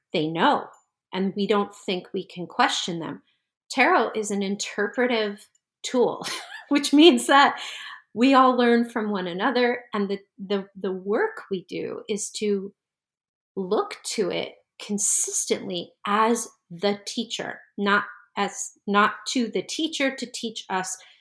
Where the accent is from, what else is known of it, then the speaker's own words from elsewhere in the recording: New Jersey, United States; moved away as an adult; also born or lived in Brooklyn, New York; I needed to move away from the area 'cause I grew up in New Jersey